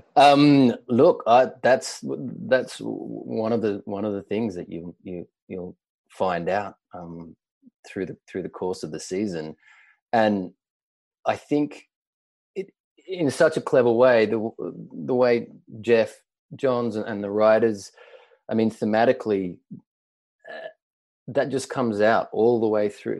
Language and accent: English; Australia; moved away as an adult; now in New York, United States; I'm Australian originally